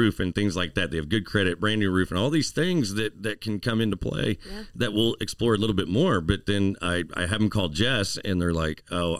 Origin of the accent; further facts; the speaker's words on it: the Ozarks, Missouri, United States; I grew up here myself, and I love the Ozarks myself.